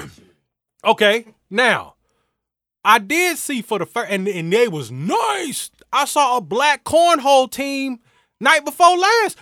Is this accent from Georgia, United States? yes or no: yes; Atlanta, Georgia, United States; I'm from Atlanta